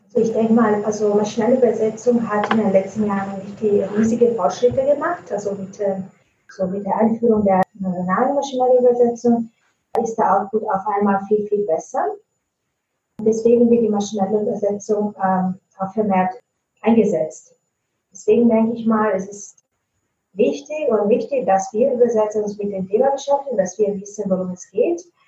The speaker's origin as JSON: {"language": "German", "country": "Italy", "first_language": "Italian", "second_language": "German", "moved": "yes", "lives_now": "Germany", "said": "ich komme ursprünglich aus Italien. Ich wohne aber schon lange in Deutschland"}